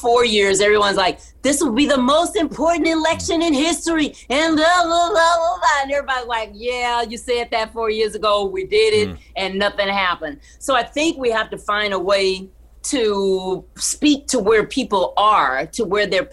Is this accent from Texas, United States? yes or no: yes; Texas, United States; I grew up in Texas